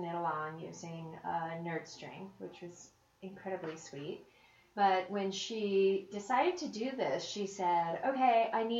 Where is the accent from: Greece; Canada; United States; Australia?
United States; Florida; also born or lived in Chicago; now in Colorado, United States; I grew up in Florida.